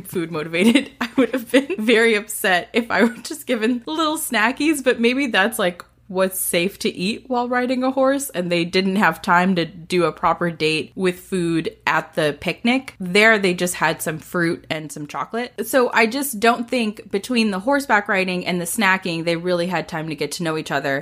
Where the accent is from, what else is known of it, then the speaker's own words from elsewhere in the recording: the South, United States; We're both from the South